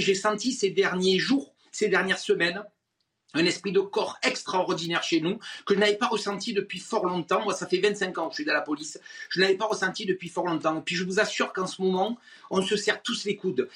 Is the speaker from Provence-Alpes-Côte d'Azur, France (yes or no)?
yes; Marseille, Provence-Alpes-Côte d'Azur, France; je suis Marseillais